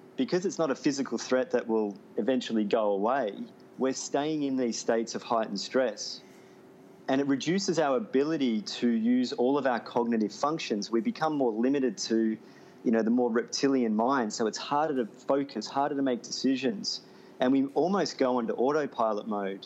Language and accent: English; Melbourne, Victoria, Australia; moved away as an adult; Melbourne's my hometown as well. I haven't lived there for 6 years